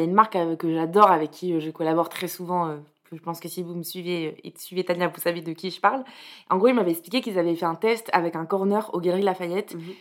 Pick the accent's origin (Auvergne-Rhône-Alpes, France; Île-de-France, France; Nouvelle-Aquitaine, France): Nouvelle-Aquitaine, France; Bordeaux; j'ai grandi à Bordeaux